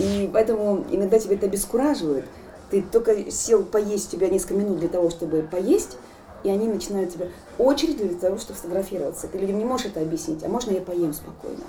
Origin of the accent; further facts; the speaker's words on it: Nalchik, Kabardino-Balkaria, Russia; moved away; Я воспитывалась на Кавказе, в городе Нальчике